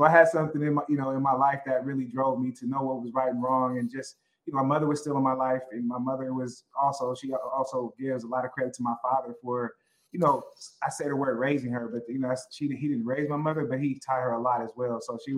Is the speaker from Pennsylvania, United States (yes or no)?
no; Oakland, California, United States; also born or lived in Berkeley; I grew up in Oakland, went to high school and all my schooling in Berkeley. But I grew up and lived in Oakland, went to school in Berkeley. And so I'm a Bay Area kid all the way.